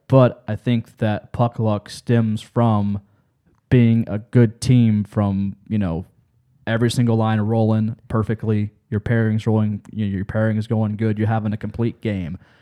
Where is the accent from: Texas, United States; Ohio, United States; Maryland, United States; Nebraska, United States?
Ohio, United States; Lancaster; I'm from, I grew up in Lancaster